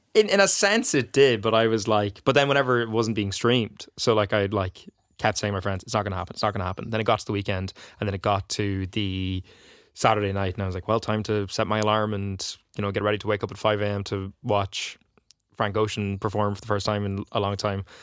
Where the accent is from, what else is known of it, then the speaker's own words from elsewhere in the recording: Donegal, Ulster, Ireland; I'm from Donegal